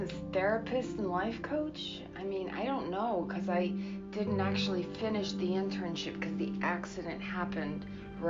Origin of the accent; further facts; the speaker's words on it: New Hampshire, United States; also born or lived in Ohio; I grew up in New Hampshire, and I went to school out in Ohio and went back out there